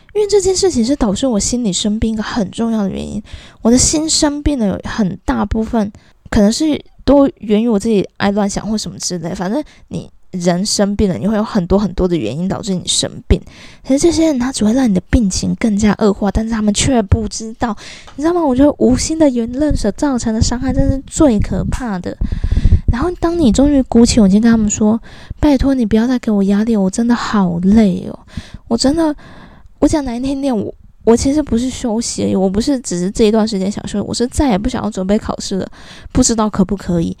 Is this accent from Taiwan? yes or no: yes; Kaohsiung, Taiwan; moved away; 我从幼稚园的时候就在补习，我以前是高雄人。我们南部有一个非常不好的风俗，就是我们以前的补习班，尤其像我那个乡下地方的那种英语补习班啊，习惯买一送一的